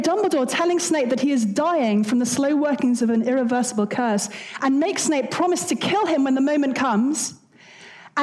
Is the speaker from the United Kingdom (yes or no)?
yes; United Kingdom; I'm British